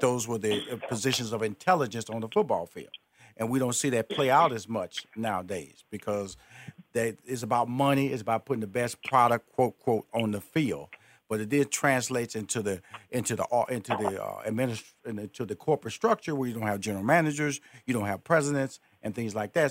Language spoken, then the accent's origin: English; Houston, Texas, United States; moved away; I was born in Houston, and I went to high school in Houston, graduated from college in Houston.